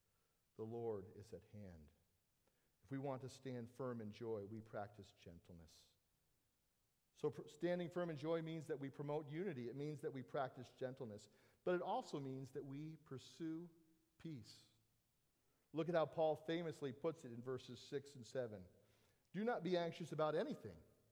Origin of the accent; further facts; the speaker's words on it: Southern California, United States; I grew up in Southern California, I spent a lot of time at the beach